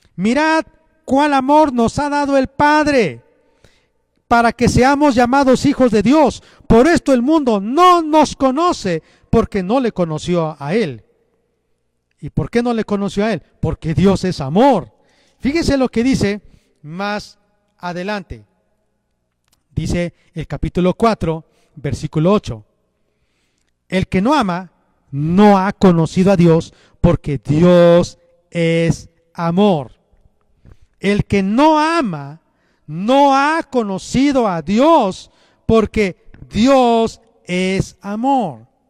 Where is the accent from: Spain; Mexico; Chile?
Mexico; Los mexicanos tenemos rasgos, características, cultura, lenguaje, tradiciones como mexicanos